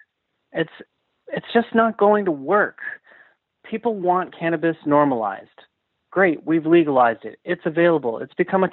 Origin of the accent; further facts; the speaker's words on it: Canada; I'm Canadian at heart